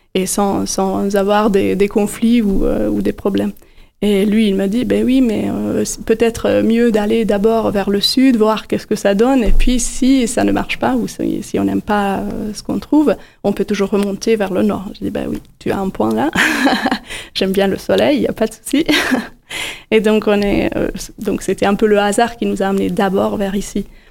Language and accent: French; Budapest, Hungary; moved away as an adult; now in Montpellier, France; Je suis née à Budapest également.